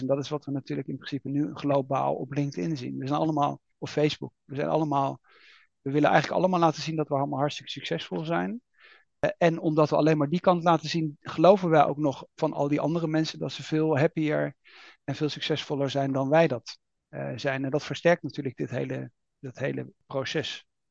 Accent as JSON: {"language": "Dutch", "country": "Netherlands", "said": "we als Nederlanders"}